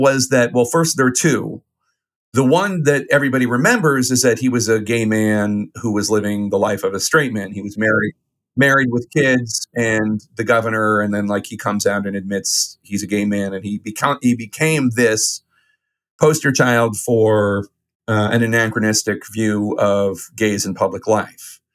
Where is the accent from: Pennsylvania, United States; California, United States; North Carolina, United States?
Pennsylvania, United States; Philadelphia; Ozzie Myers, who was my congressman at the time, uh, as a little boy growing up in Philadelphia